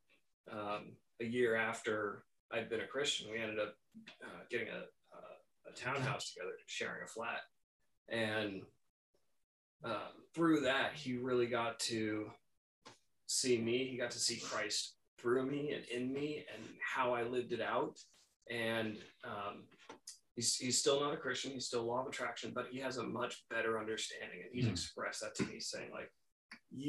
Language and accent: English; Seattle, Washington, United States; moved away; I'm from Seattle